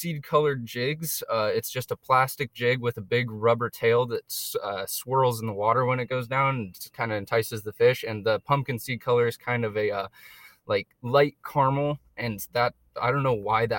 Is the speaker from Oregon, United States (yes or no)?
yes; Eugene, Oregon, United States; I grew up in West Eugene